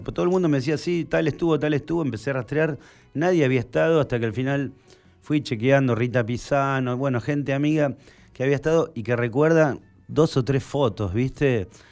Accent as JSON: {"language": "Spanish", "town": "Castelar", "region": "Buenos Aires Province", "country": "Argentina", "said": "yo soy de Castelar, de acá nomás. Castelar es acá unos pasos, estamos en el oeste del conurbano bonaerense."}